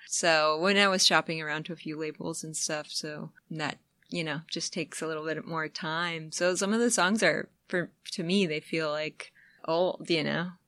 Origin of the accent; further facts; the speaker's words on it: upstate New York, United States; moved away; also born or lived in the South (Athens, Georgia area); I'm actually from upstate New York